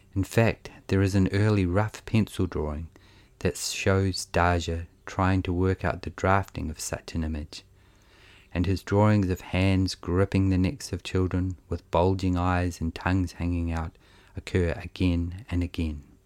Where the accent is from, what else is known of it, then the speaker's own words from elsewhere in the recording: New Zealand; accent: Kiwi; the dull monotone of my Kiwi accent